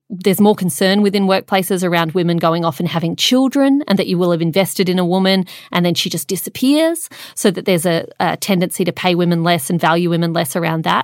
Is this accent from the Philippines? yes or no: no; Australia; That means statistically, for both you and I, on average, as Australian women